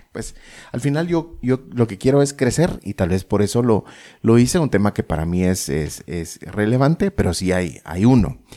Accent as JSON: {"language": "Spanish", "country": "Guatemala"}